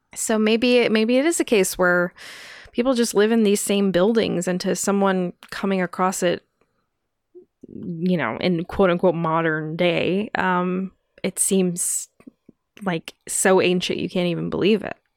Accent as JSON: {"language": "English", "country": "United States", "tie": "born or raised there", "said": "growing up in America"}